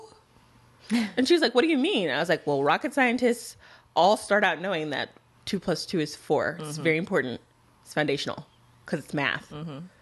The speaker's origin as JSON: {"language": "English", "region": "Texas", "country": "United States", "tie": "born or raised there", "moved": "yes", "lives_now": "Jackson, United States", "said": "my my home state. I think I may be the only Texan who's like, that is where I'm from"}